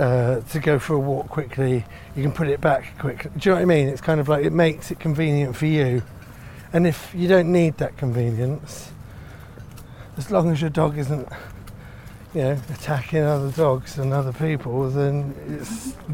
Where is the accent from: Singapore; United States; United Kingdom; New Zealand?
United Kingdom; Finsbury Park, London; I was born around here and I grew up in Finsbury Park. And we used to go to Finsbury Park and Clissold Park. We used to live in between both of them.